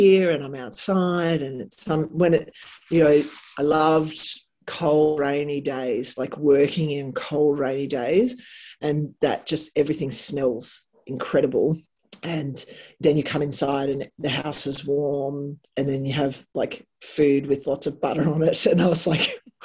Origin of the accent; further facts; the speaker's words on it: Canberra, Australian Capital Territory, Australia; moved away as an adult; also born or lived in Cooma / Darwin / Texas / North Carolina; I said Canberra